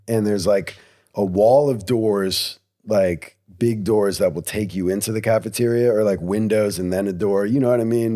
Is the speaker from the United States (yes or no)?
yes; Cranbury, New Jersey, United States; I'm from Cranberry. We go to Princeton High School.